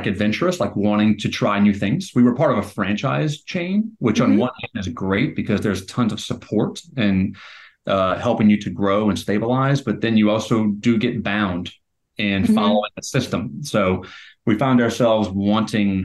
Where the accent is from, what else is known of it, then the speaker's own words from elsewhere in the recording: near New Orleans, Louisiana, United States; moved away as an adult; now in Richmond, United States; We grew up near New Orleans